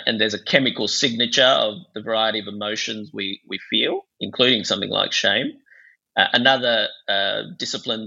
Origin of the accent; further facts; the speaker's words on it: Bangladesh; moved away; I grew up in Bangladesh and it was very much a shame-based culture